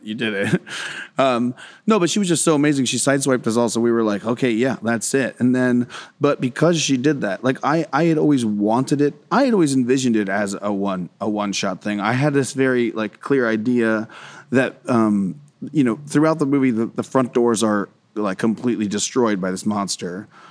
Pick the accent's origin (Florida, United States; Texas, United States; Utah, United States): Florida, United States; Central; swampy redneck kind of South, um, that I grew up in.